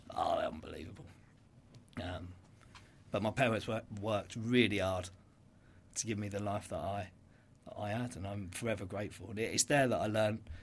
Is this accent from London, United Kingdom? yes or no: no; Brighton, South East England, United Kingdom; I grew up in Dixon Rise, Brighton.